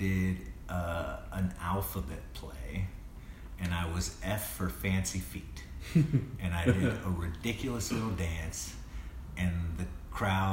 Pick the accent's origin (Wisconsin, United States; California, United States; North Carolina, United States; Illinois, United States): North Carolina, United States; High Point; I grew up in North Carolina, in High Point, North Carolina, a very small town